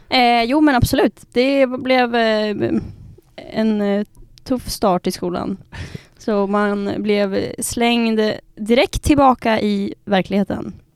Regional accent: Västerås, Västmanland, Sweden; moved away as an adult; now in Umeå, Sweden; är ursprungligen från Västerås

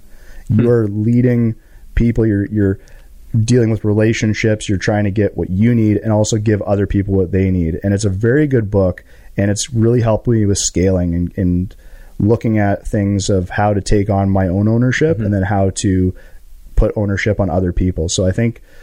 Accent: Canada; we are all happy and proud to be Canadian

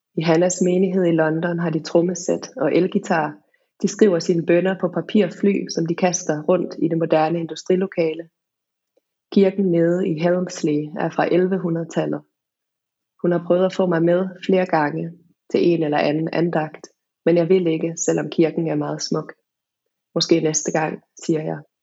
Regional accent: Denmark; also born or lived in England / Wales; der, hvor jeg er fra

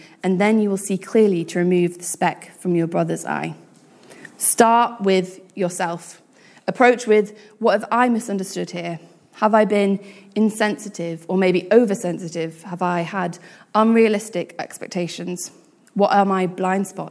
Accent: United Kingdom; being British, we

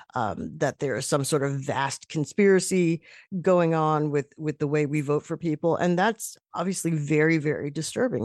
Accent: New York, United States; moved away as an adult; now in Boston, United States; I'm a New Yorker.

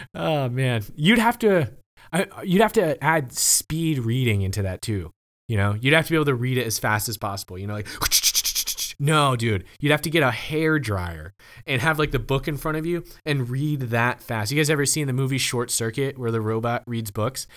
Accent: the South, United States; also born or lived in Oklahoma; I'm from the South

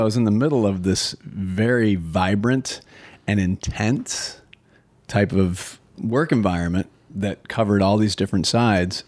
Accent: Minnesota, United States; being a native Minnesotan myself

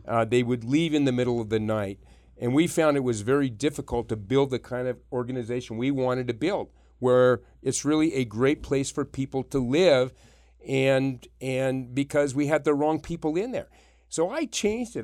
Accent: Yerington, Nevada, United States; also born or lived in Reno, Nevada; I grew up in Yarrington

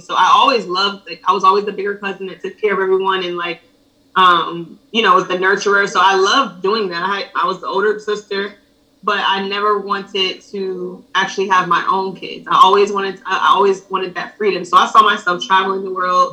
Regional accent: Ellenwood, Georgia, United States; also born or lived in Decatur, Georgia / Buffalo, New York; I was raised mostly in Ellenwood, Georgia.

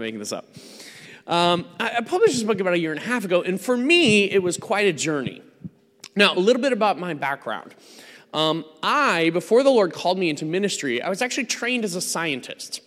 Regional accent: United States; I'm not from around these parts. I am, I'm an American

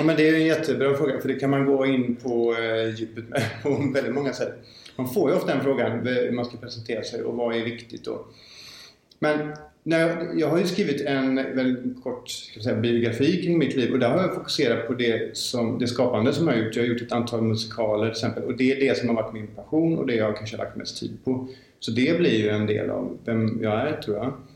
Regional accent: Gothenburg, Västra Götaland, Sweden; jag är född i Göteborg, jag har bott här större delen av mitt liv

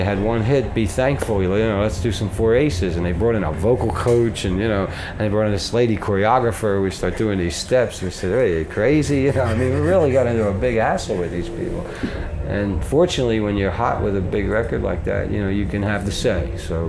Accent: Philadelphia, Pennsylvania, United States; We're from Philadelphia, Pennsylvania, Rick.

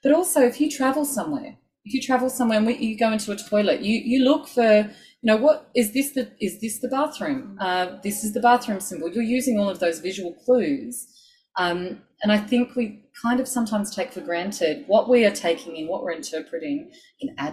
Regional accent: Sydney, New South Wales, Australia; I grew up in Sydney on Darug country.

